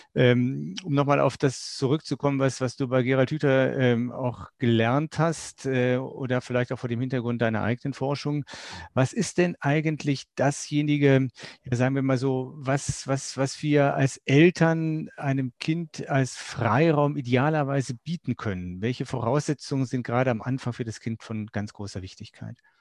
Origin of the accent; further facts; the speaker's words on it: Germany; ich bin ja Jahrgang 64, geburtenstärkster Jahrgang, den es in Deutschland je gab